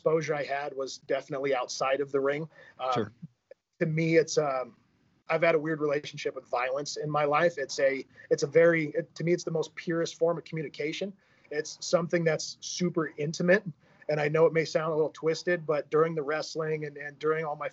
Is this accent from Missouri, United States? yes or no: no; Tri-Cities, Washington, United States; grew up in the ugly desert of Tri-Cities, Washington.